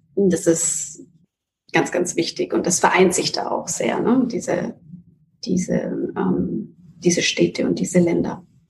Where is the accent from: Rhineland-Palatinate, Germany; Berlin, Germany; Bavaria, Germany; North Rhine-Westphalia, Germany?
Bavaria, Germany; Nuremberg; moved away as an adult; now in New York, United States; Nürnberg und Deutschland ist meine Heimat.